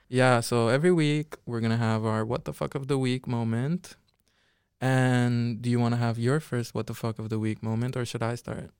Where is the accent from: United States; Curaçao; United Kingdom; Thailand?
Curaçao; now in Netherlands; I'm from Curacao. Nobody knows where that is. Um, but yeah, it's a Dutch island. in the Caribbean.